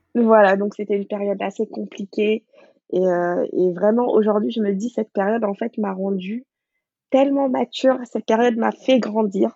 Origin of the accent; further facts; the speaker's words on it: Dakar, Senegal; moved away as an adult; also born or lived in Paris region, France; now in France; Moi, je suis née à Dakar, j'ai grandi là-bas, j'ai fait l'école là-bas.